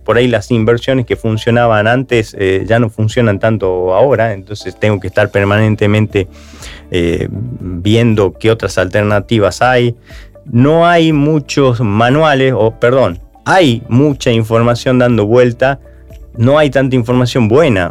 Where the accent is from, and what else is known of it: Argentina